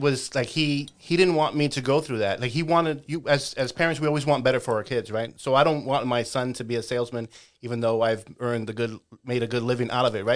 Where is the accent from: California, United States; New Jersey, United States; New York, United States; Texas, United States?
New York, United States; New York City; first language English; moved away; growing up in the Bronx